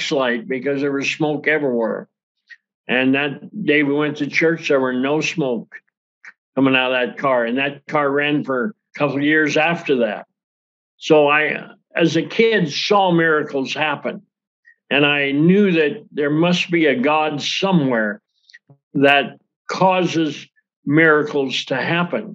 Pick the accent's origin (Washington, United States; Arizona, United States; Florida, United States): Washington, United States; Yakima; from Yakima, Washington